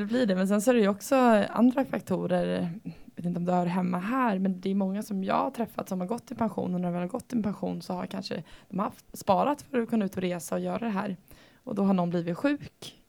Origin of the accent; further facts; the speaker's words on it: Sweden; Vi bor i Sverige. Eh, som svensk